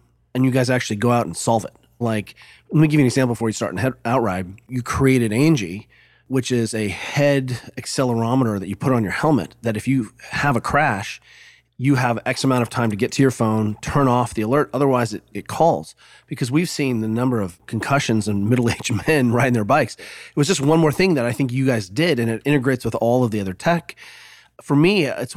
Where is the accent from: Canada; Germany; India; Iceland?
Germany; moved away; Juliet and I grew up in Germany, and Juliet and I go there all the time